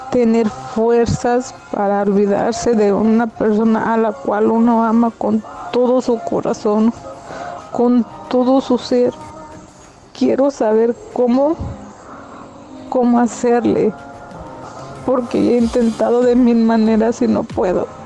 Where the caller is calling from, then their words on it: Santa Ana, California, United States; de Santana, California.